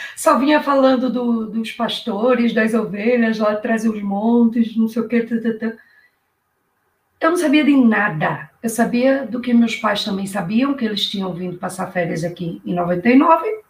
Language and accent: Portuguese; Recife, Pernambuco, Brazil; moved away as an adult; also born or lived in Rio de Janeiro, Brazil; now in Portugal; eu sou de Recife, Pernambuco, pernambucana, né? e já estou aqui em Portugal há 14 anos.